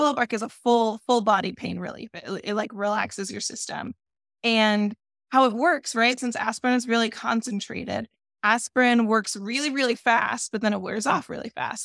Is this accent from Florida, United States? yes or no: yes; Florida, United States; I grew up in Florida